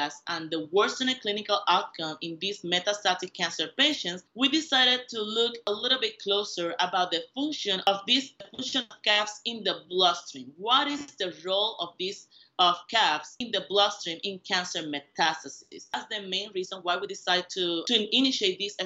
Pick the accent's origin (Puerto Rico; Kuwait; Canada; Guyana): Puerto Rico; moved away as an adult; I was born and raised in Puerto Rico